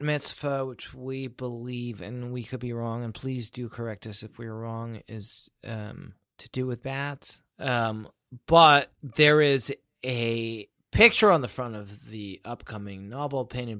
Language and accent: English; United Kingdom; I'm British.